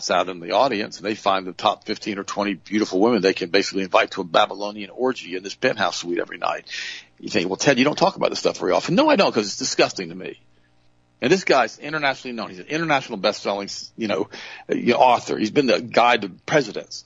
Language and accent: English; Southern, United States; accent: Southern; my Southern accent